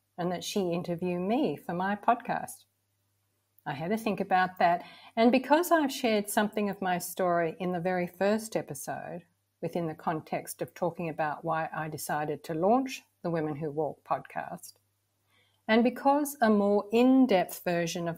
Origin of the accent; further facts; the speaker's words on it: Victoria, Australia; moved away; my Australian childhood was somewhat ideal. Lots of freedom to be outdoors, always a feeling of safety and security. We lived about 2 hours southeast of Melbourne, in a small town.